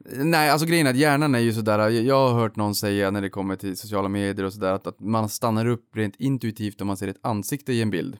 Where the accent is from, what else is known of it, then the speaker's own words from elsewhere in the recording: Boden, Norrbotten County, Sweden; moved away; Unga Aktiesparare fanns ju inte i Boden där jag växte upp